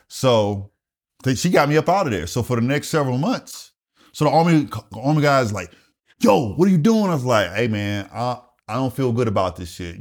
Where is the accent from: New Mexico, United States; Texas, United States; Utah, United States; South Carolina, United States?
South Carolina, United States; Wagener; moved away as an adult; also born or lived in Columbia, South Carolina; I grew up in rural South Carolina, a small town called Wagoner, South Carolina.